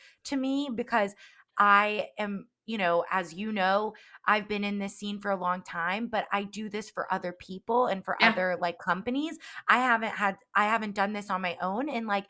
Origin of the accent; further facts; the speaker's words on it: Alpharetta, Georgia, United States; I grew up in Alpharetta Johns Creek area, and that area has exploded with time.